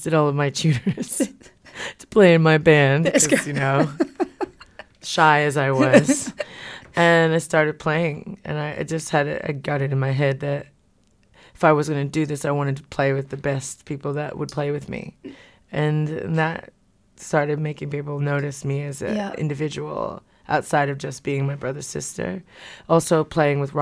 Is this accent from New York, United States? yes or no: no; Hawaii, United States; moved away as an adult; also born or lived in California; now in Wellington, New Zealand; I grew up in Hawaii